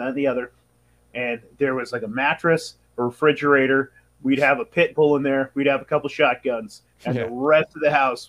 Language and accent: English; Humboldt County, California, United States; I grew up in Humboldt County.